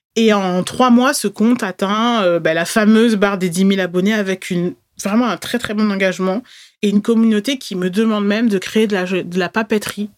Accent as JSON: {"language": "French", "town": "Bordeaux", "region": "Nouvelle-Aquitaine", "country": "France", "tie": "born or raised there", "said": "Je suis née à Bordeaux"}